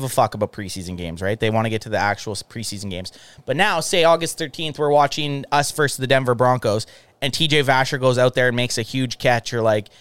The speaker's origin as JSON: {"language": "English", "country": "Canada", "said": "we're from Canada"}